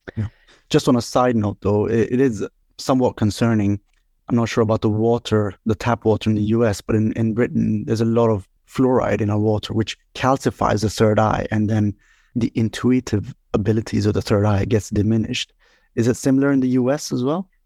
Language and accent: English; Sweden; also born or lived in India; I was born in India, and, uh, then we migrated to Sweden at the eight, when I was six years old, and that's really where I grew up